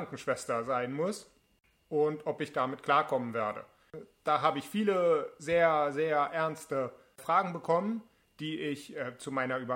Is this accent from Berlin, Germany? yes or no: yes; Berlin, Germany; Ich bin 29 Jahre alt. Ich komme aus Berlin.